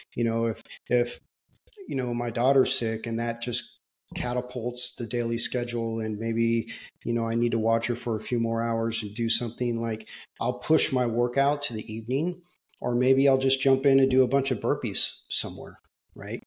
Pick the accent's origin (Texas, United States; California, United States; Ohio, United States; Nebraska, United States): California, United States; Southern; I grew up in Southern California.